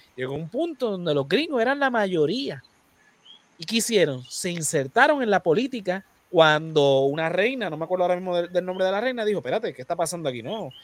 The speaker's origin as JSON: {"language": "Spanish", "country": "Puerto Rico", "said": "los puertorriqueños somos ciudadanos americanos"}